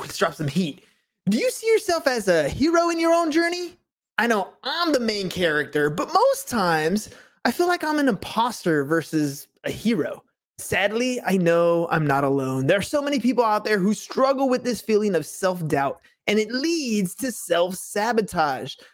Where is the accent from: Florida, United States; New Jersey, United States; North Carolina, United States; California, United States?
California, United States; San Diego; I'm from San Diego